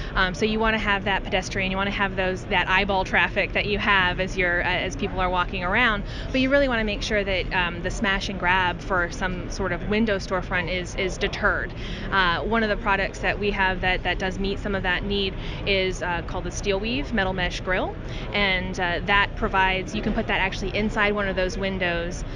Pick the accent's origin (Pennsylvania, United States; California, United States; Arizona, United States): Pennsylvania, United States; Wilkes-Barre; a tornado ripped through my hometown of Wilkes-Barre, Pennsylvania